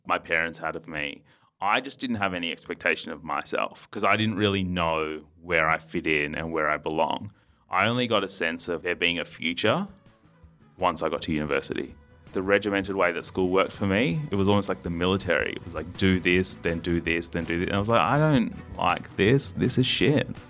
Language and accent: English; Melbourne, Victoria, Australia; also born or lived in India / Port Lincoln / Adelaide; we moved from Port Lincoln, pit stop in Adelaide, and then to Melbourne. And I was eighteen months. And then spent childhood here.